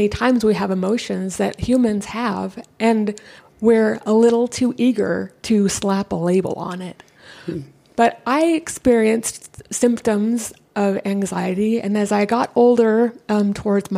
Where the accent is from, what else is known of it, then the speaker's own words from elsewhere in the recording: San Diego, California, United States; I was born and raised here in San Diego.